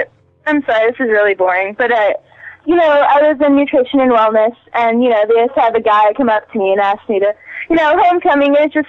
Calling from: Missouri, United States

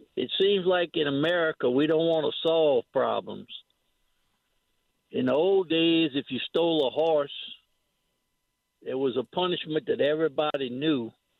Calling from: Bay St. Louis, Mississippi, United States; I'm calling from Bay St. Louis.

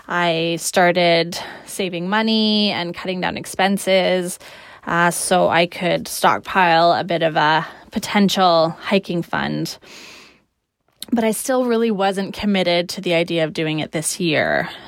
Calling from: Victoria, British Columbia, Canada; I'm recording from Victoria, British Columbia, Canada, which is where I live.

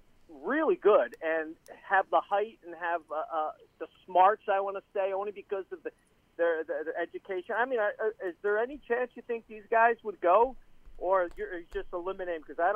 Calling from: Tampa, Florida, United States; in Tampa.

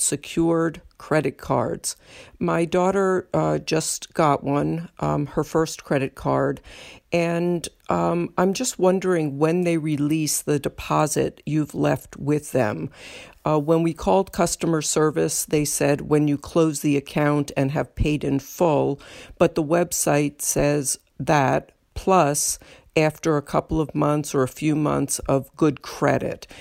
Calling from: Charlottesville, Virginia, United States; I'm calling from Charlottesville, Virginia

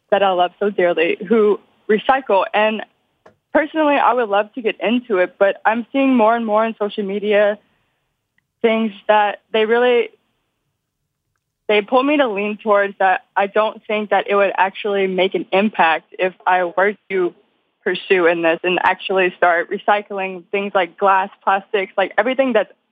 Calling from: Louisiana, United States; Um, South Louisiana.

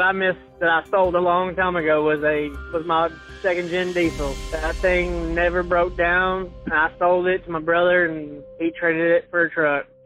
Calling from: Salisbury, North Carolina, United States; I'm calling from Salisbury, North Carolina.

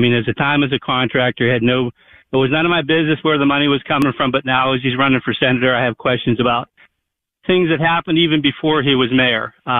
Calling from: Pittsburgh, Pennsylvania, United States; I'm calling from Pittsburgh, which is next to Braddock, which our good friend John Fetterman is from.

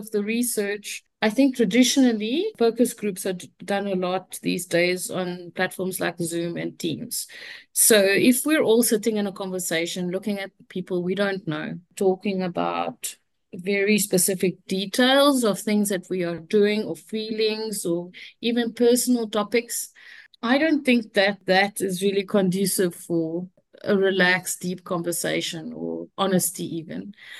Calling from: Cape Town, Western Cape, South Africa; I'm calling from Cape Town, South Africa.

